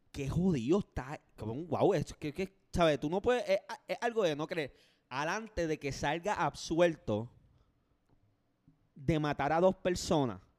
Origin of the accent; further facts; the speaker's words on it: Puerto Rico; Yo soy puertorriqueño.